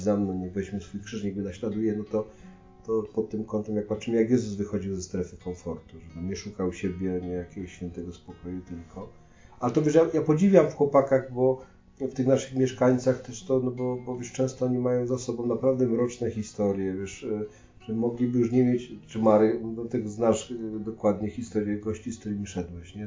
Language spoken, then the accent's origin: Polish; Poland; jesteśmy z Polski